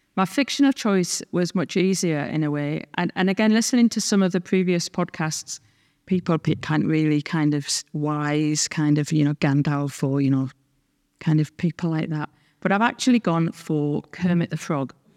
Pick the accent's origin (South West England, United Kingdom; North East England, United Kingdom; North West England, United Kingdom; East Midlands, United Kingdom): North East England, United Kingdom; Sunderland; moved away as an adult; now in Scotland; I grew up in the Northeast of England